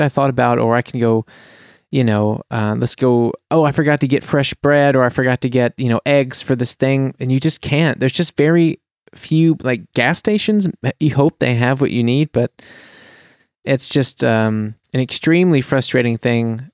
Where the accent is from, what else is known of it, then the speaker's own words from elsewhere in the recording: United States; now in Germany; as an American